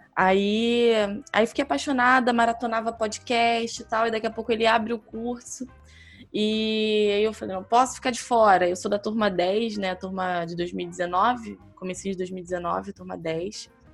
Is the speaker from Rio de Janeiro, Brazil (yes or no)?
yes; Belford Roxo, Rio de Janeiro, Brazil; eu sou de Belfor Roxo, que é município da Baixada Fluminense, no Rio de Janeiro